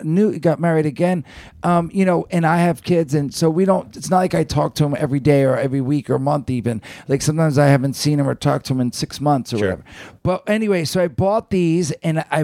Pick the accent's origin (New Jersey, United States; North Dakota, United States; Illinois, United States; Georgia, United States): New Jersey, United States; growing up in Jersey